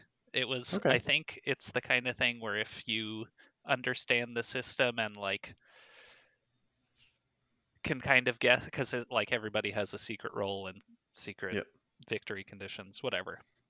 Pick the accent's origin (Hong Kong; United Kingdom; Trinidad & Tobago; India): United Kingdom; England; I'm from the Queendom of England. It's pronounced Finca.